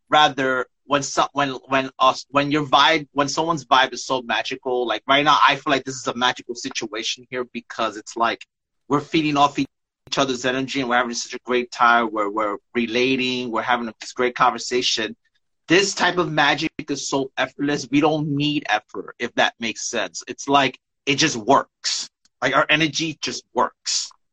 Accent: New York, United States; also born or lived in Staten Island, New York; now in Bayonne, United States; I'm from New York

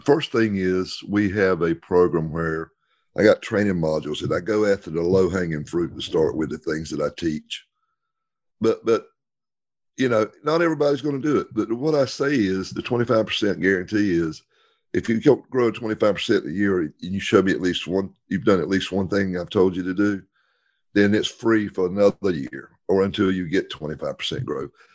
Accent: the South, United States; we're from the South

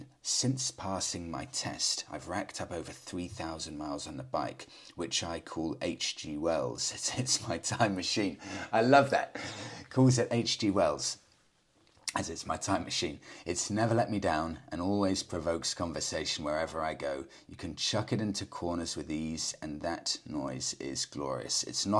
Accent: India; Hey, Freddie, I'm from India. And I recently bought the Classic 350 Reborn.

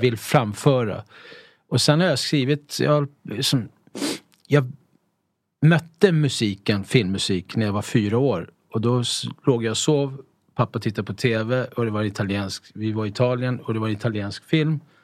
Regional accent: Stockholm, Stockholm County, Sweden; also born or lived in Italy / Mallorca; vi är ju uppvuxna i Tensta.

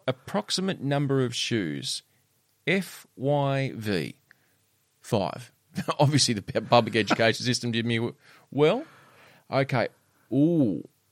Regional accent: Australia; this is the Australian in me. This is the true, as a Aussie as I get

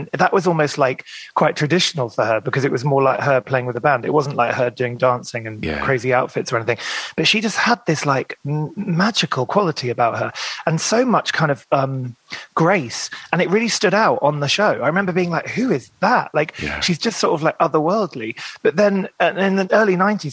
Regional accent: Maidenhead, South East England, United Kingdom; I grew up in Maidenhead in Berkshire

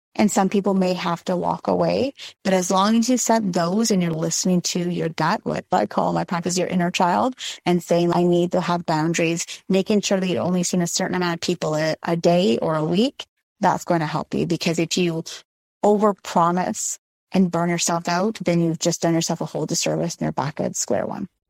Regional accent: Montreal, Quebec, Canada; I grew up in Montreal

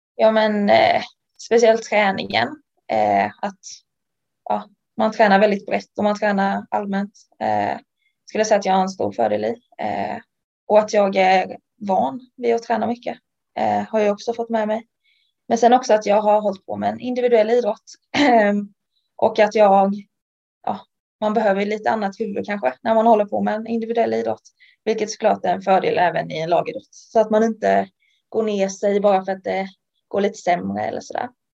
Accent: Ljungby, Kronoberg County, Sweden; moved away as an adult; Ljungby, där jag kommer från

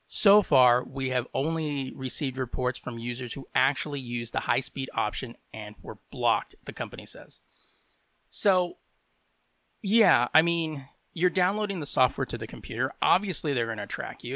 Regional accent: United States; I am from the United States.

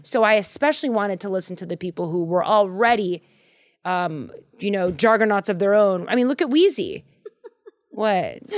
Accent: Boston, Massachusetts, United States; I'm from Boston

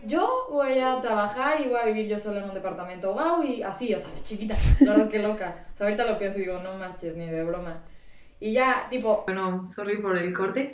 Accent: San Luis Potosí, Mexico; soy de San Luis Potosí.

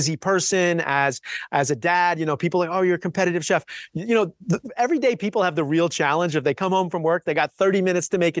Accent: New York, United States; now in Southern California, United States; a native New Yorker

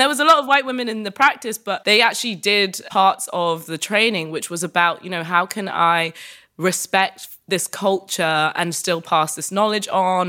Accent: United Kingdom; as a British woman

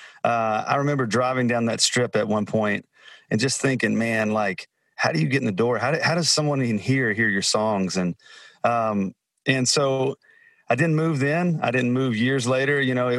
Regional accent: Alabama, United States; moved away; I grew up in Alabama.

